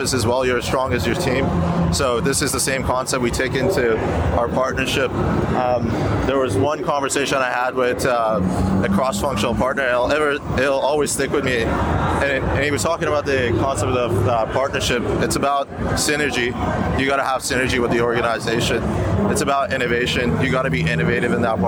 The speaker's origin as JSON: {"language": "English", "country": "Canada", "moved": "yes", "lives_now": "Australia", "said": "I'm Canadian"}